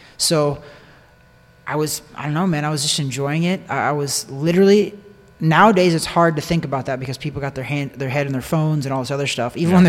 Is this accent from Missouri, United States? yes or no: yes; Missouri, United States; moved away as an adult; now in Florida, United States; You know, I'm from a little town about 20 miles away from St. Joe, but that's my hometown, home area.